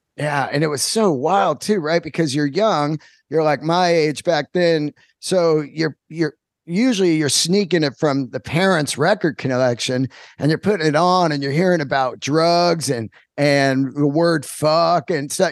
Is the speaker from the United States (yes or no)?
yes; Bay Area, California, United States; I grew up in the Bay Area